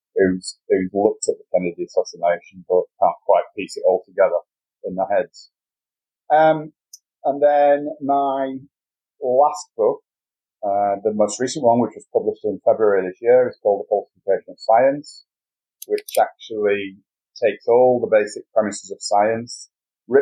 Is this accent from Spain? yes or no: no; United Kingdom; being a Brit